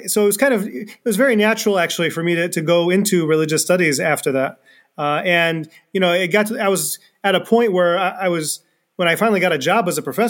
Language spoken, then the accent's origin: English; East Lansing, Michigan, United States; I was born and raised in this part of Michigan. I was born in Lansing, raised in East Lansing